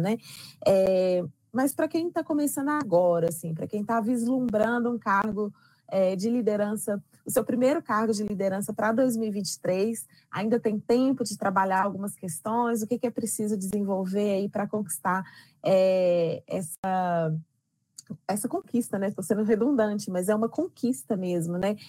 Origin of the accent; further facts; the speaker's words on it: Belo Horizonte, Minas Gerais, Brazil; eu nasci e moro em Belo Horizonte